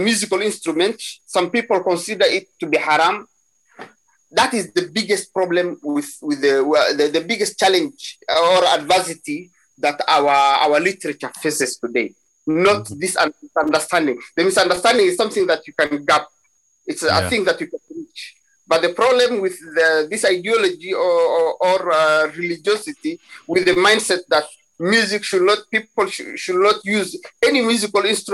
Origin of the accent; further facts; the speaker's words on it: Somalia; Somalis, or we come from the Cushitic speaking people in East Africa